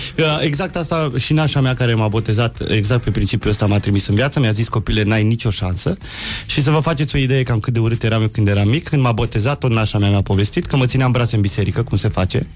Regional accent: Petroșani, Hunedoara County, Romania; now in Bucharest, Romania; Sunt din Petroșani

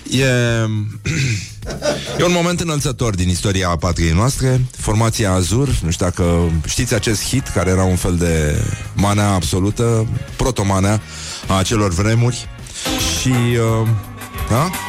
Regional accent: Brăila, Brăila County, Romania; Mamă, Nelu, mă, sunt și eu din Brăila, pe bune.

